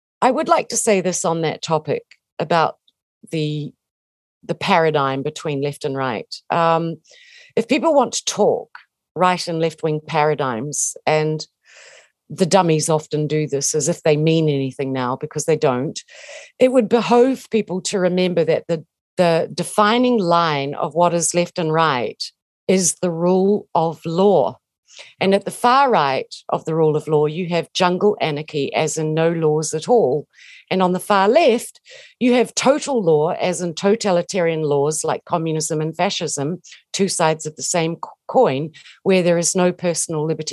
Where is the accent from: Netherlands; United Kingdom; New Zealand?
New Zealand; I'm a Kiwi. We grew up, you know, if you grow up in New Zealand, you have an affection for Maori. And I do. And I always will have because I'm a New Zealander